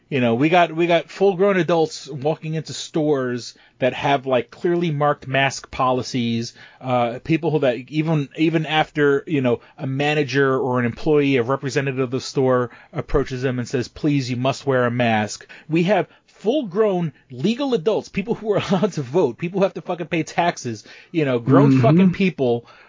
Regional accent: Northern US, United States; growing up, being a Northerner, being a Yankee, you know, it always blew my mind that kids started early.

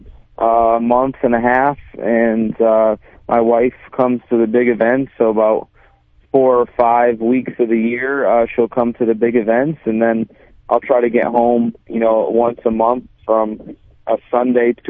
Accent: Connecticut, United States; I'm from Connecticut, and there's not a single dirt track in Connecticut.

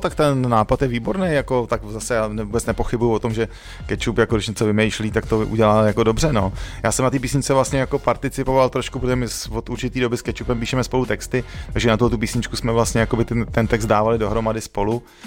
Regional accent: Prague, Czechia; Teď už samozřejmě jsem z Modřan dlouho pryč

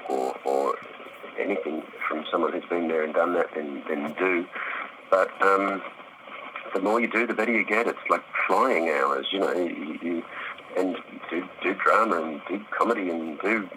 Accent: Melbourne, Victoria, Australia; Melbourne, which is my hometown

